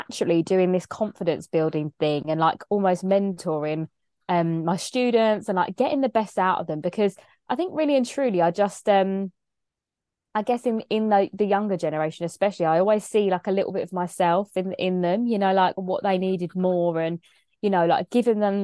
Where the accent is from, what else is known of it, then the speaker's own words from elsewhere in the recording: Kent, South East England, United Kingdom; accent: English; growing up in Kent in England, very predominantly white area